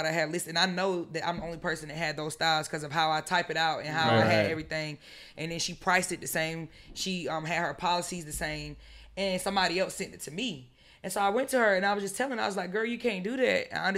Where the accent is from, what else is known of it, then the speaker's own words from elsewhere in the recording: Statesboro, Georgia, United States; now in Atlanta, United States; Say about coming up here, living in Atlanta too, because I'm from Statesboro, Georgia, country small town.